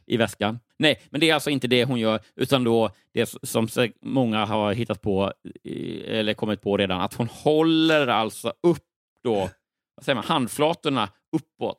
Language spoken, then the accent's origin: Swedish; Örebro, Örebro County, Sweden; moved away as an adult; also born or lived in Lund; Jag är född och uppvuxen i Örebro.